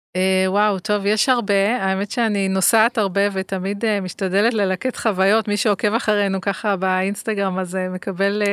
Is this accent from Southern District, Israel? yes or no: yes; Ashdod, Southern District, Israel; גדלתי באשדוד, שהיא גם עיר uh, על הים, ימית